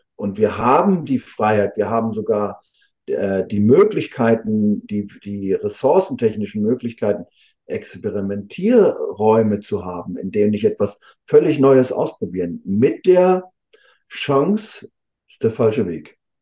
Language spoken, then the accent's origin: German; Rostock, Mecklenburg-Vorpommern, Germany; hier in meiner Heimatstadt in Rostock